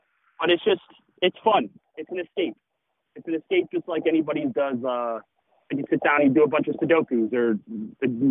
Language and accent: English; Schaumburg, Illinois, United States; now in Chicago, United States; I grew up in Schaumburg, but when I went to college, I moved down to the city